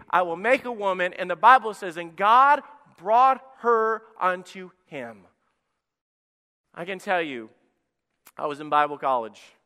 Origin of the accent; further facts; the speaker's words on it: Alabama, United States; moved away; I grew up in Alabama